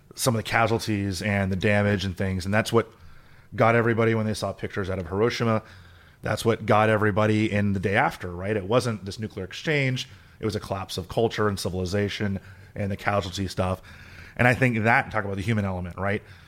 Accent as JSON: {"language": "English", "region": "South Florida", "country": "United States", "said": "I'm from South Florida"}